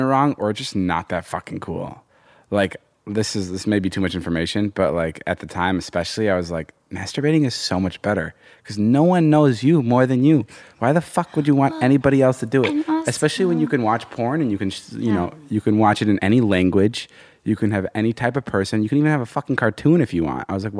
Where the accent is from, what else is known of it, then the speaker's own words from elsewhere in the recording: Illinois, United States; moved away as an adult; also born or lived in Slovakia / Ohio; now in Los Angeles, United States; we lived there till I was like in the fourth grade. And then I moved to Illinois